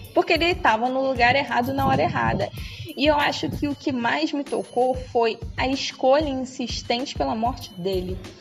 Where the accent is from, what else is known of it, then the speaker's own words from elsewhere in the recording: Brazil; A gente é brasileira, mulher preta brasileira